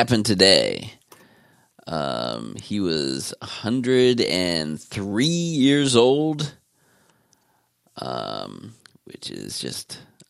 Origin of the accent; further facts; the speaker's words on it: Austria; this legend who I grew up watching in Westerns in our little theater in Austria.